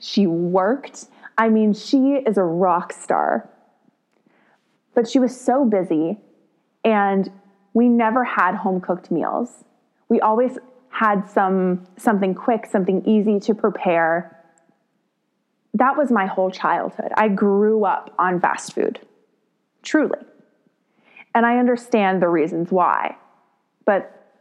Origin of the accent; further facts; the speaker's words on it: Texas, United States; I grew up in the Texas public school system